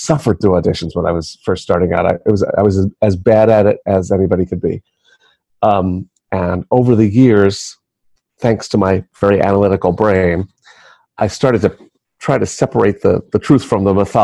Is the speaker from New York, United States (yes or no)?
yes; New York City, New York, United States; I was born and raised in New York City.